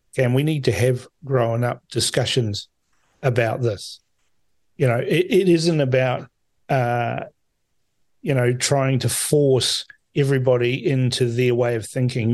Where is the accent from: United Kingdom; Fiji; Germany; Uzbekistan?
Fiji; now in New Zealand; I was born in Fiji